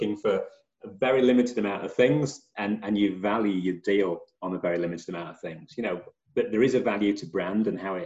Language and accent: English; England, United Kingdom; As an Englishman